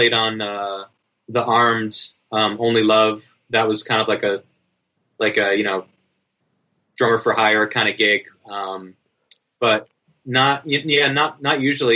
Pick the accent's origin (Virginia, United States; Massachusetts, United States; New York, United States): Massachusetts, United States; Cape Cod; where I grew up on Cape Cod